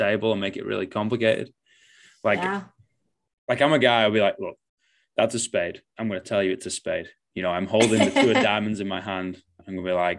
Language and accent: English; Manchester, North West England, United Kingdom; moved away as an adult; now in New Zealand; growing up in Manchester